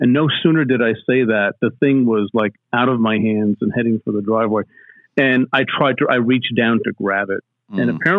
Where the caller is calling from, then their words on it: Pennsylvania, United States; I am. I'm southeastern Pennsylvania. I'm outside of Philadelphia, about 45 minutes, and I'm in my house.